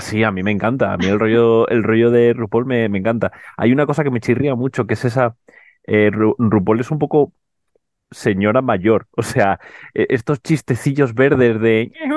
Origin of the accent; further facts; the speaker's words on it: Canary Islands, Spain; yo que además vengo de Canarias